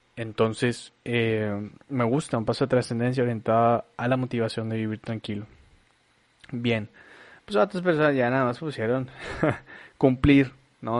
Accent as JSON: {"language": "Spanish", "town": "Monterrey", "region": "Nuevo León", "country": "Mexico", "tie": "born or raised there", "also_born_or_lived": "Torreón, Coahuila, Mexico", "said": "nosotros somos nacidos en Torreón. Yo llegué aquí muy chavo, llegué aquí a los ocho años. He hecho prácticamente toda mi vida aquí, me encanta Monterrey"}